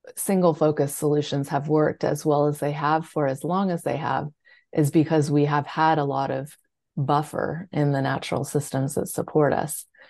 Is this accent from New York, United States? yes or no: no; California, United States; I grew up in California